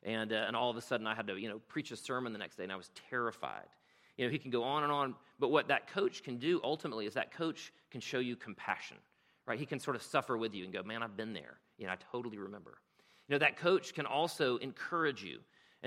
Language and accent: English; South Carolina, United States; moved away as an adult; now in Rome, United States; I'm from South Carolina